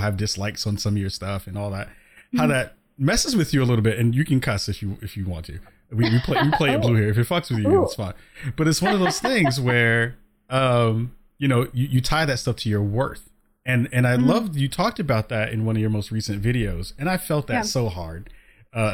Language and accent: English; New York City, New York, United States; now in Portland, United States; I'm in Portland, Oregon now, but I'm from the Bronx